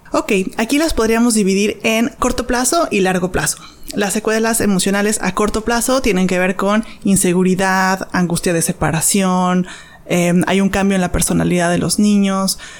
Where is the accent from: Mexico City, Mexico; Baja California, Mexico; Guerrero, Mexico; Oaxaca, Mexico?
Mexico City, Mexico; moved away as an adult; now in Los Cabos, Mexico; Yo soy originaria de Ciudad de México